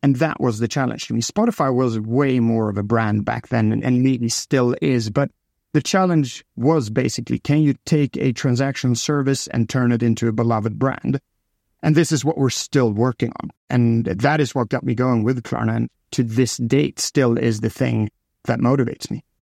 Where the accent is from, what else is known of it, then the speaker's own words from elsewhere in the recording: Stockholm, Stockholm County, Sweden; I'm from Stockholm